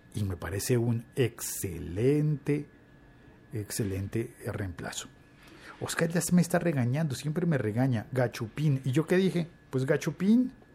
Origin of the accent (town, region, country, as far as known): Colombia